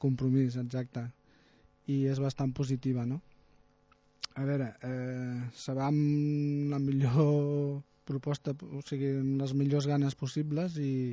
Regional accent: Tarragona, Catalonia, Spain; Jo sóc de Tarragona

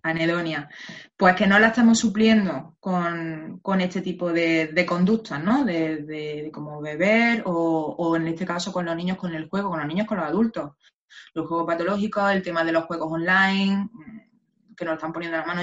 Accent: Spain; somos los españoles

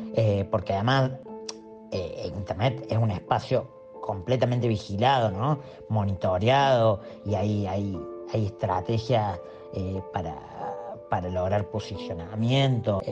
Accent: Córdoba, Argentina; soy artista y de Córdoba

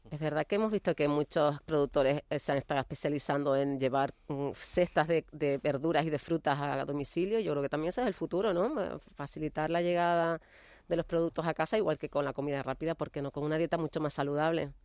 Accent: Canary Islands, Spain; Nosotros como canarios

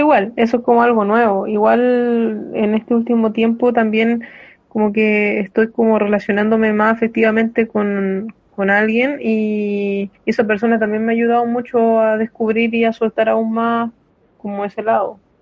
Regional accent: San Fernando, O'Higgins, Chile; yo igual soy de San Fernando, eh, entonces mi infancia fue acá

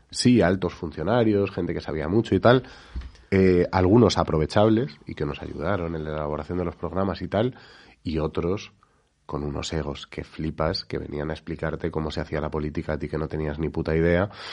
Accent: Spain

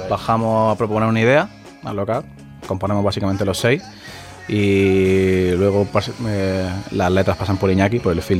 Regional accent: Jaén, Andalusia, Spain; nosotros somos de Jaén

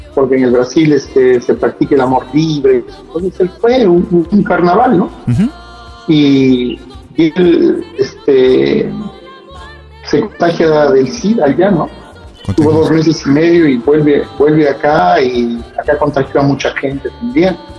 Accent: Cajamarca, Peru; moved away as an adult; also born or lived in Europe; now in Trujillo, Peru; yo soy de Cajamarca

